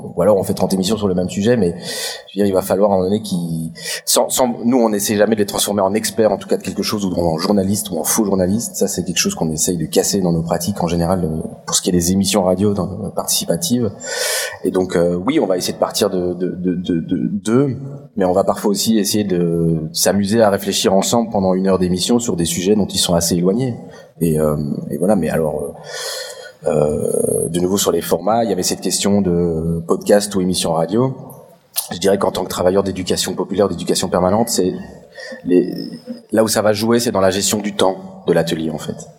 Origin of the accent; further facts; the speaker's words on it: Belgium; je viens de Belgique